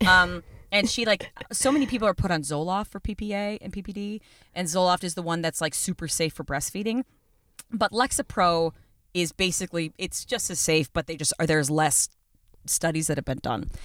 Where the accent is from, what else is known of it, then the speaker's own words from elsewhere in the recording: Buffalo, New York, United States; I grew up in Buffalo